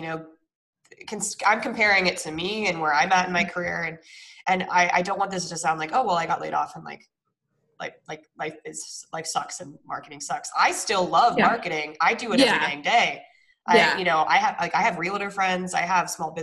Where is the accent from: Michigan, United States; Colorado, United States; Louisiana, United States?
Colorado, United States; moved away; I'm originally from Colorado.